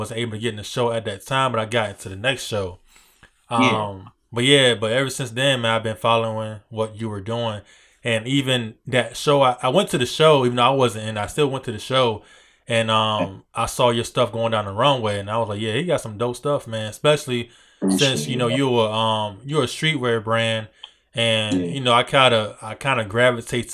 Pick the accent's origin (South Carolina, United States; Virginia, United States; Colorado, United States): Virginia, United States; Hampton area; you say you're from this area, which I am too